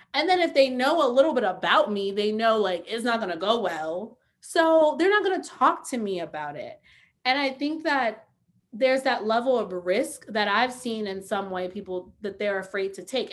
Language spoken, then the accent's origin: English; New York City, New York, United States; growing up in New York City